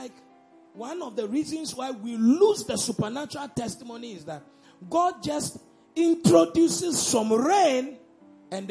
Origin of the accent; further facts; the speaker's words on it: Elmina, Central Region, Ghana; I come from Elmina